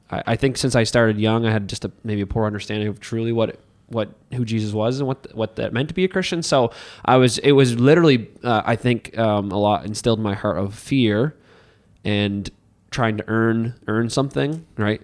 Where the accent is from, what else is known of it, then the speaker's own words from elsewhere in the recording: Hartland, New Brunswick, Canada; now in Miramichi, Canada; I came from Heartland, New Brunswick